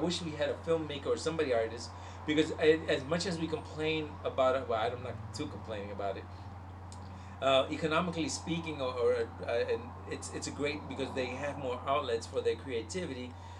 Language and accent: English; Puerto Rico; The only telenovela I got obsessed with that I made it when I was a kiddo in Puerto Rico, there's this one called the. And all y'all Puerto Ricans out there, you know